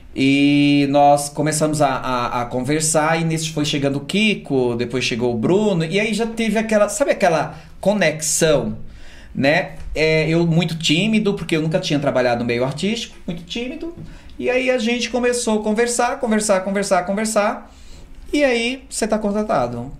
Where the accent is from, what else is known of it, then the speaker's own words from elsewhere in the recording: Surubim, Pernambuco, Brazil; moved away as an adult; now in São Paulo, Brazil; Eu sou de uma cidade chamada Surubim, uma cidade aí de 200 mil habitantes